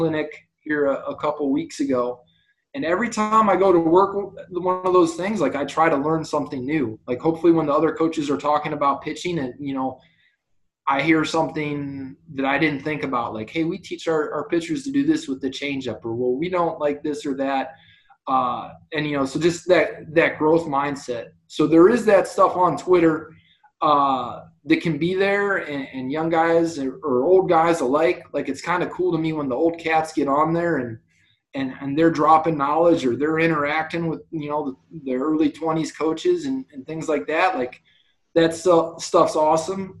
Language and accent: English; Ohio, United States; I grew up in Ohio